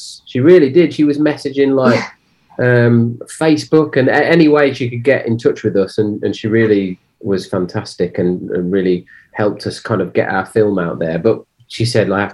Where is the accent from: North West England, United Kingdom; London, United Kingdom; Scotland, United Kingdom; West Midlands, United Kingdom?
West Midlands, United Kingdom; Cannock; I'm from the Midlands, so in this specific area, Cannock